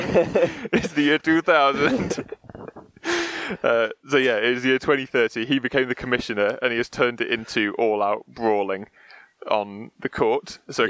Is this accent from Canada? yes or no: yes; Canada; That's why I'm Canadian, eh?